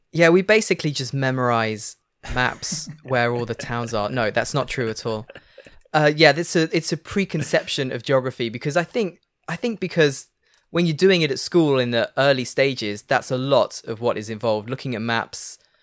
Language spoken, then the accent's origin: English; Leicester, East Midlands, United Kingdom; moved away as an adult; now in France; they call it the Midlands. I'm from the Midlands